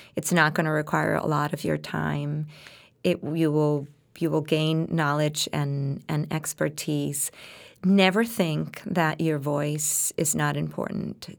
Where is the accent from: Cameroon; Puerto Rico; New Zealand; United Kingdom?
Puerto Rico; English is a second language; now in United States; I came from Puerto Rico